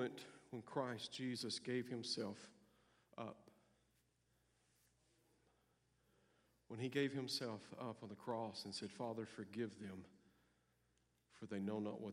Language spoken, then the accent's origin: English; United States; I'm an American